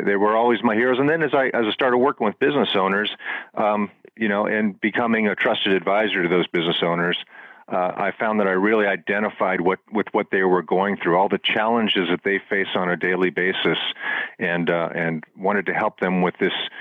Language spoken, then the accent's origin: English; Florida, United States; where I grew up in Florida